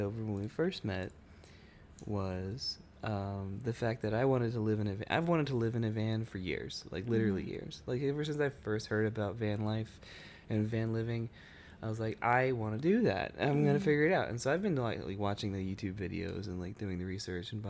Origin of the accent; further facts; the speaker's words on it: Texas, United States; we are living in Texas right now. I am from Texas.